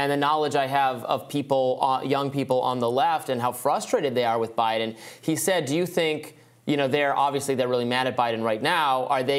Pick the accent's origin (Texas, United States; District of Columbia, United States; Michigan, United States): Michigan, United States; My home state.